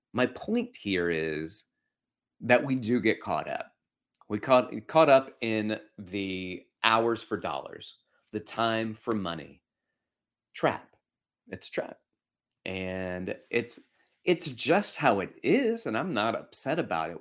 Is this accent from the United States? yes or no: yes; Alabama, United States; moved away; I grew up in Alabama